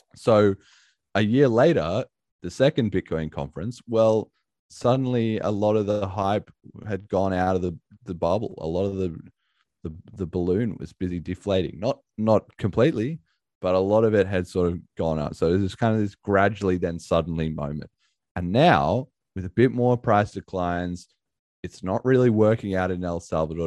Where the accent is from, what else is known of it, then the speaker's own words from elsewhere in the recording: Australia; being an Aussie